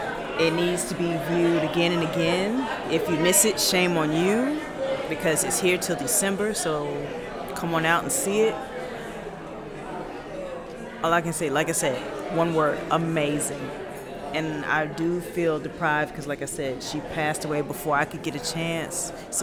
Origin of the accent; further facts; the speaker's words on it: New York, United States; moved away as an adult; now in Atlanta, United States; originally from Brooklyn, New York. I live here in Atlanta now.